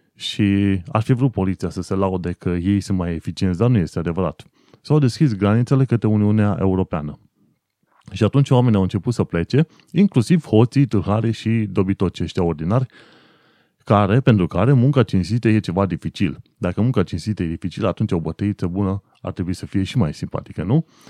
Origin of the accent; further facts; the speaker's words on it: Romania; moved away as an adult; now in United Kingdom; eu sunt român